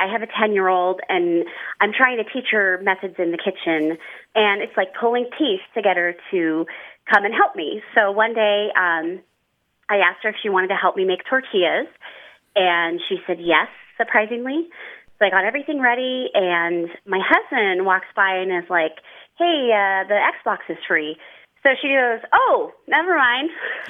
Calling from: Reno, Nevada, United States; I'm calling from Reno, Nevada.

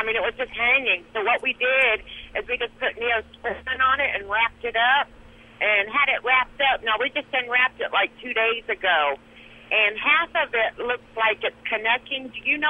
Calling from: Rolla, Missouri, United States; I'm over in Missouri right now, Rolla, Missouri.

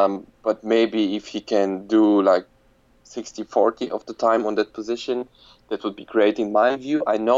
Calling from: Frankfurt, Hesse, Germany; I'm phoning in from Germany, being Frankfurt. I've been living here since a couple of years and working in the finance and law sphere of economics.

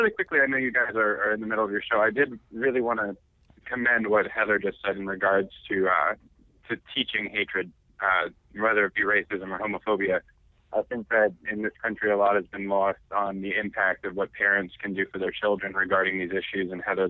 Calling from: Quincy, United States

